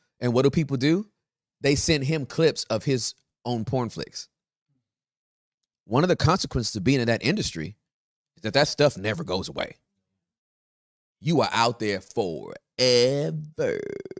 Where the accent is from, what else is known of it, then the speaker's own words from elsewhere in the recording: Russia; accent: Russian; English is a second language; I'm so sorry for my Russian accent.